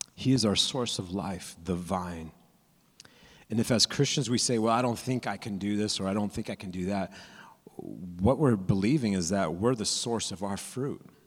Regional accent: California, United States; I'm from California, so I went to Disneyland

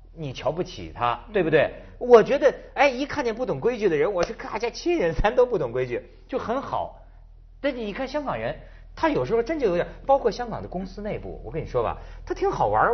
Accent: China; 作为一个大陆人

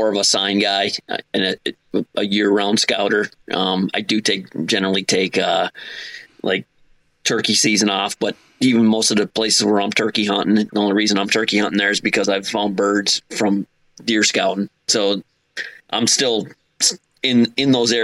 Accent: Upper Peninsula of Michigan, United States; moved away as an adult; also born or lived in South Jersey / Philadelphia; now in New Jersey, United States; I'm originally from the Upper Peninsula of Michigan. When I was 18, I joined the service

